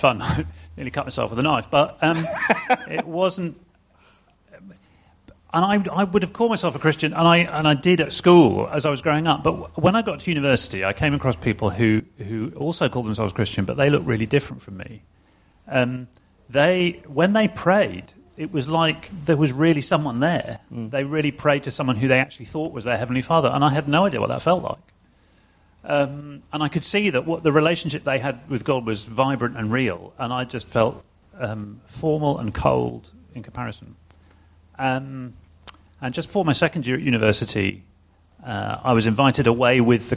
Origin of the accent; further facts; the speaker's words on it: near Cambridge, East of England, United Kingdom; also born or lived in Glasgow; now in London, United Kingdom; we left there when I was six. I grew up near Cambridge